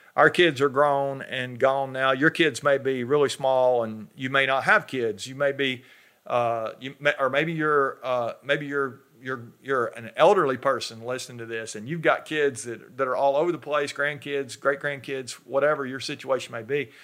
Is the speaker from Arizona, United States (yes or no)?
no; North Georgia, United States; I'm from North Georgia, up in the mountains, uh, and we have black bears up there